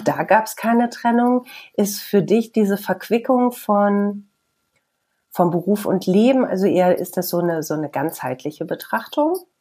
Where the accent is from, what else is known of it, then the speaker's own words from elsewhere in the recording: Bielefeld, North Rhine-Westphalia, Germany; Im echten Leben komme ich aus Bielefeld